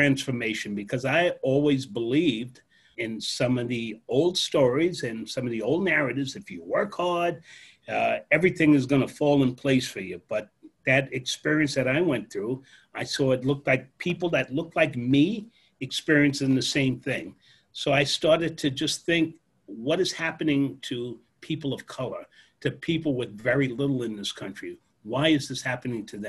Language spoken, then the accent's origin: English; Freeport, New York, United States; also born or lived in Brooklyn; I grew up working class family on Long Island